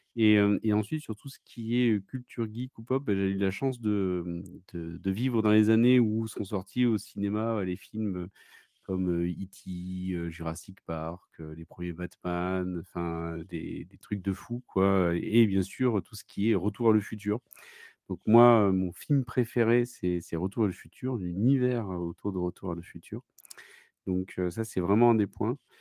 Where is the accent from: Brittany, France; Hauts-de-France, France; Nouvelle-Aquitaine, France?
Nouvelle-Aquitaine, France; Bordeaux; Je viens de, de Bordeaux